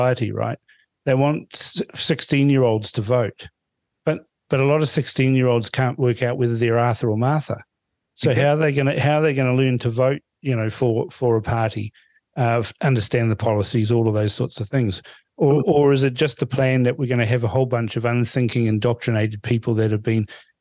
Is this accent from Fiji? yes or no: yes; Fiji; now in New Zealand; I was born in Fiji, so I just reply to them with, Bula Vanaka